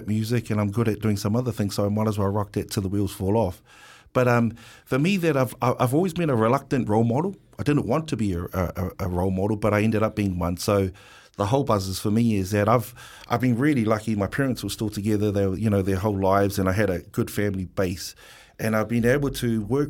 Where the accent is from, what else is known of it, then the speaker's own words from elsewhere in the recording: Wellington, New Zealand; Pōneke, I'm from Wellington, Pōneke. Island Bay, Lyle Bay, Newtown boy